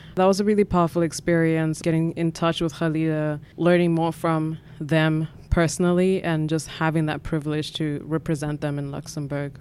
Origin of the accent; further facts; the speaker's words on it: Katlehong, Gauteng, South Africa; I grew up in South Africa in Gatlehong, which is a township in the East Rand, or sort of eastern, southeastern part of Johannesburg